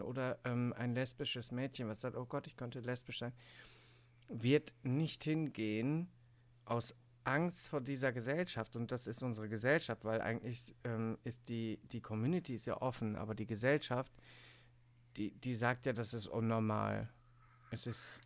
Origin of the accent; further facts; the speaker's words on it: Cologne, North Rhine-Westphalia, Germany; ich komme ja aus Köln